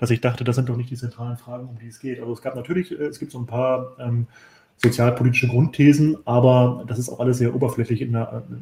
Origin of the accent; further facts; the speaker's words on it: Hamburg, Germany; weil als Hamburger kenne ich den ja noch ganz gut als Bürgermeister